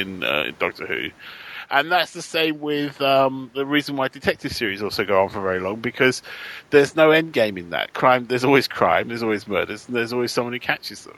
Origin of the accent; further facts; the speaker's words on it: United Kingdom; as a British writer